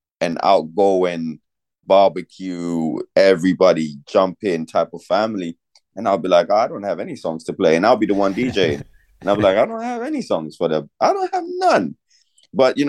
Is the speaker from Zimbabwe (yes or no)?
yes; Zimbabwe; now in Ireland; So I was born in Zimbabwe. I was raised on Kwaito